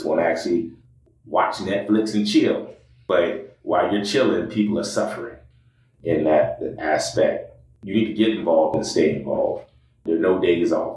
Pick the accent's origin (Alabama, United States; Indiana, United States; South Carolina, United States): South Carolina, United States; Sumter; now in Des Moines, United States; I grew up in South Carolina. I am originally from Sumter, South Carolina